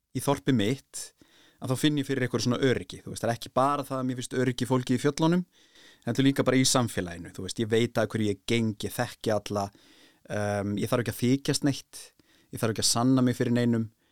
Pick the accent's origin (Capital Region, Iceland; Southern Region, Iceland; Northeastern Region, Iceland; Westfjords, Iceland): Westfjords, Iceland; Bolungarvík; Ég kem náttúrulega frá Bólingavík